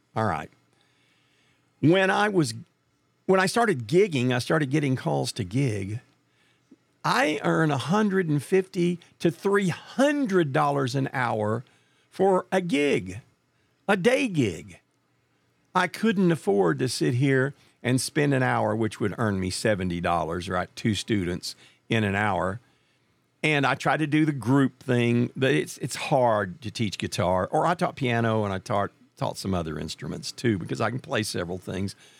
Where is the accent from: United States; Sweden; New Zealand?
United States; Marshall, Texas; also born or lived in Nashville / Dallas, Texas; my hometown was a place called Marshall, Texas